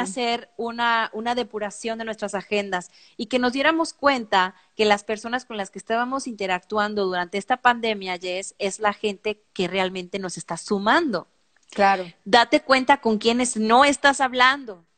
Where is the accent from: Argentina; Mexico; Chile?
Mexico; somos mexicanas